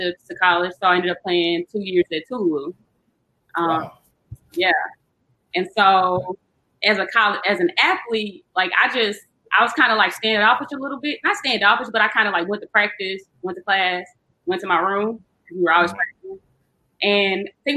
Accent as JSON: {"language": "English", "town": "Jackson", "region": "Mississippi", "country": "United States", "tie": "born or raised there", "also_born_or_lived": "Indiana", "moved": "as an adult", "said": "I grew up in Jackson."}